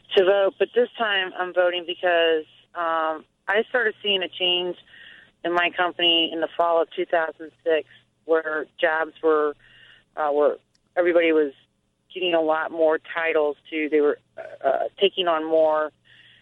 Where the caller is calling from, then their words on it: St. Louis, Missouri, United States; I'm calling from St. Louis